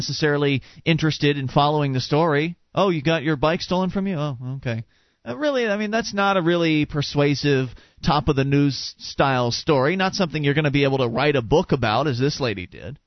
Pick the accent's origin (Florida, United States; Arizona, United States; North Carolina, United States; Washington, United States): Florida, United States; Sarasota; moved away; we come from Sarasota, Florida, and there's a large Amish/Mennonite community